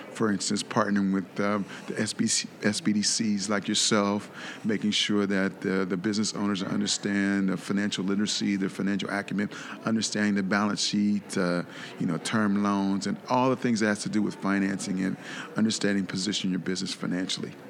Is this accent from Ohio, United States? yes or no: yes; Columbus, Ohio, United States; moved away as an adult; now in South Florida, United States; I'm originally from Columbus, Ohio moved uh, to South Florida about 15 years ago